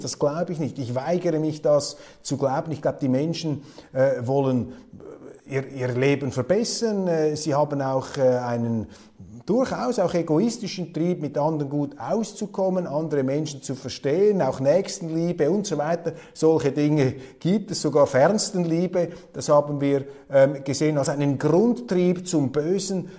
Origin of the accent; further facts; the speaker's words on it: Switzerland; als Schweizer